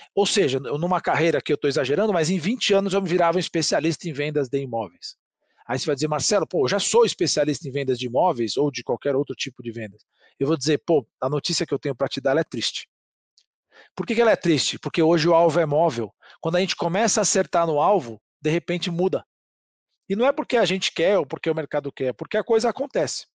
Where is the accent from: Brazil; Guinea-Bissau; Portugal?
Brazil; somos brasileiros e vendedores